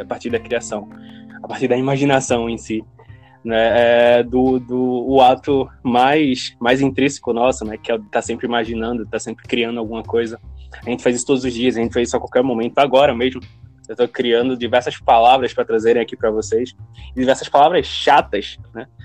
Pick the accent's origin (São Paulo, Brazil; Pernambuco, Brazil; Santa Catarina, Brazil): Pernambuco, Brazil; Recife; somos de Recife